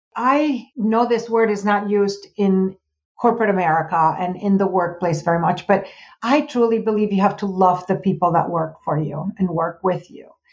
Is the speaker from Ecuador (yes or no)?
no; Puerto Rico; moved away; I'm from Puerto Rico.